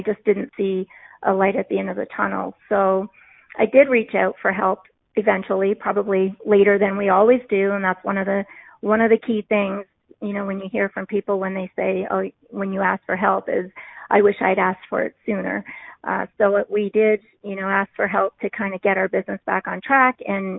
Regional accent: Newfoundland and Labrador, Canada; accent: Newfoundland; I am told a lot of the time that I don't have one, a Newfoundland accent, but I always like to say if I have a couple glasses of wine, then the accent becomes a little bit more prevalent.

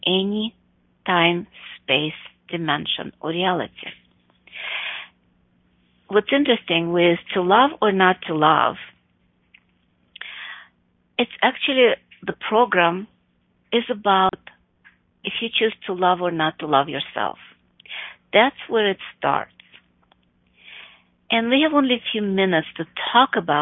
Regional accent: Chicago, Illinois, United States; also born or lived in Buffalo Grove, Illinois; in Chicago, my hometown

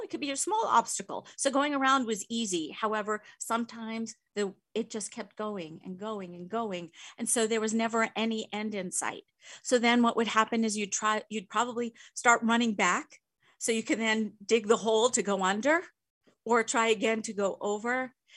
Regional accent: Long Island, New York, United States; I grew up in New York on Long Island.

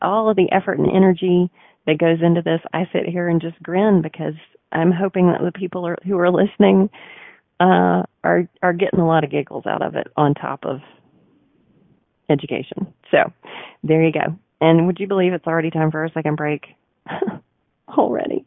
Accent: the South, United States; I'm also a Southerner

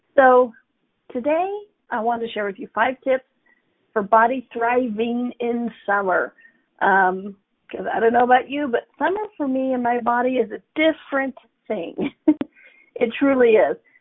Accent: United States; I'm an American, right? Born in America.

